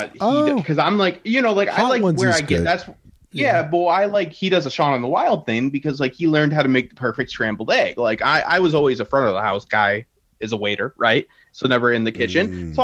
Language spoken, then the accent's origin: English; Detroit, Michigan, United States; Yeah, I'm from Detroit, where the water melts car parts.